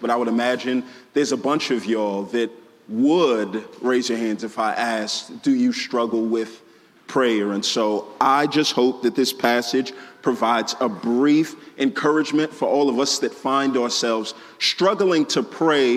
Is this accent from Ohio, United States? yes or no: no; Houston, Texas, United States; moved away as an adult; also born or lived in Waco, Texas; now in Atlanta, United States; I am originally from this great nation of Texas, born and raised in Houston